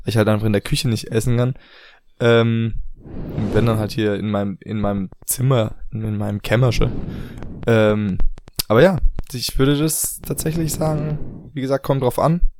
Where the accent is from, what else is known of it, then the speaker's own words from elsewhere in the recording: Germany; moved away; also born or lived in Asia; bei uns in Deutschland